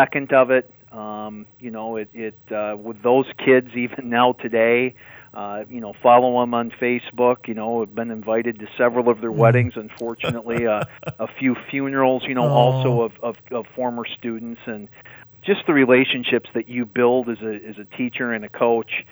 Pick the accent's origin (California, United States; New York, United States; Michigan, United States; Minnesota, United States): Michigan, United States; Grand Rapids; also born or lived in Caledonia, Michigan; I'm from the West Michigan area, Grand Rapids